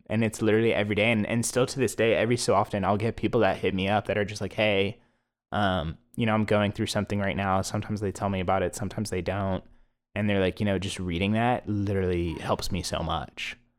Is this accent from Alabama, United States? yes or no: no; Plano, Texas, United States; also born or lived in Philadelphia; I grew up in Plano